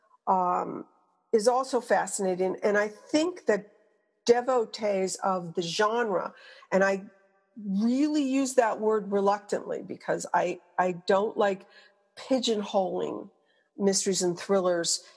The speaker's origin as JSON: {"language": "English", "region": "Quebec", "country": "Canada", "moved": "yes", "said": "I'm from Quebec originally"}